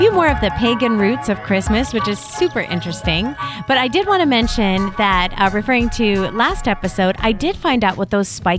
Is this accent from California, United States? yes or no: yes; California, United States; We all know because we're from Northern California, which is close to India.